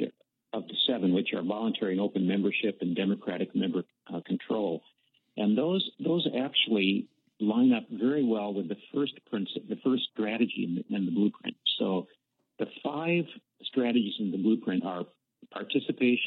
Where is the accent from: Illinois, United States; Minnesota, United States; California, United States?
Minnesota, United States; also born or lived in Washington; I consider Minnesota to be my home